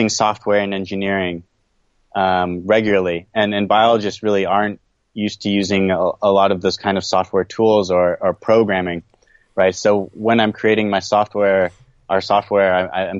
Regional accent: California, United States; moved away as an adult; also born or lived in East Coast of the U.S. / Taiwan; now in Japan; I'm from California, born on the East Coast of the U.S.

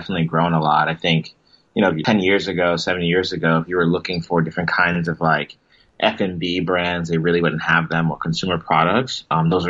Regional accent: Connecticut, United States; moved away as an adult; now in Vietnam; I had a lot of Vietnamese friends that I grew up with back in Connecticut

